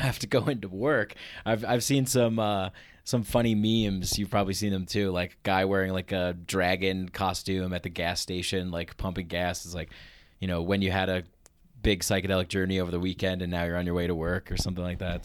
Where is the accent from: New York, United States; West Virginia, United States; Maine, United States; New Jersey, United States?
New York, United States; moved away as an adult; now in Denver, United States; I'm from New York.